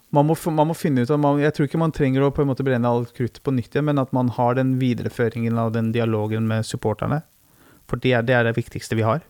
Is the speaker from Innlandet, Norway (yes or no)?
yes; Løten, Innlandet, Norway; Kall det klubben eh, der jeg vokste opp